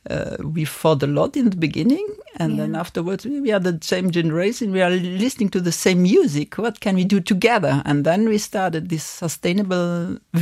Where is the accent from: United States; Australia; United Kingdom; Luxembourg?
Luxembourg; here in Luxembourg. So we are belonging to the happy few over here. We are living in a multicultural country